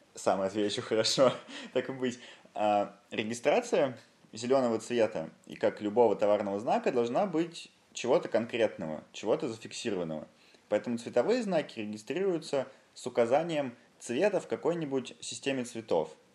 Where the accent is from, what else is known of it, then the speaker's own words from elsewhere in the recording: Yaroslavl, Yaroslavl Oblast, Russia; в моем родном городе Ярославле